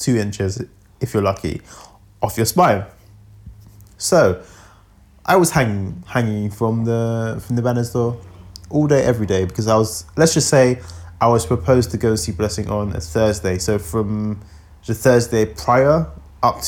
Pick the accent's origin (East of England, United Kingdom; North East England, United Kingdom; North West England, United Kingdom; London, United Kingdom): London, United Kingdom; I am a Londoner too